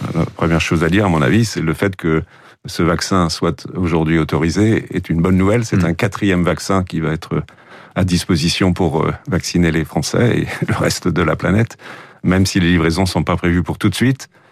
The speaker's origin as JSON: {"language": "French", "region": "Île-de-France", "country": "France", "said": "chez nous en Ile-de-France"}